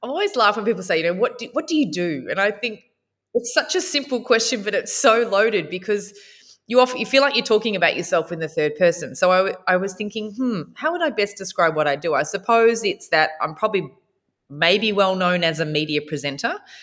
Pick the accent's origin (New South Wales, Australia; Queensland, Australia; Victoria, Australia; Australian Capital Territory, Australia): Victoria, Australia; Warrnambool; growing up in Warner Ball and watching Tracy Grimshaw